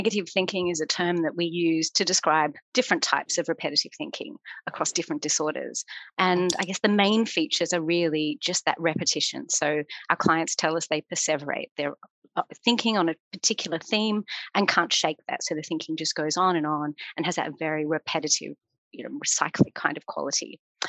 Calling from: London, United Kingdom; I'm zooming in from London.

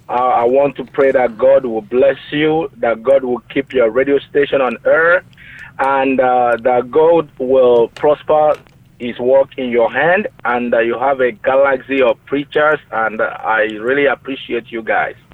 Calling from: Modesto, California, United States; I'm calling you from Modesto, California.

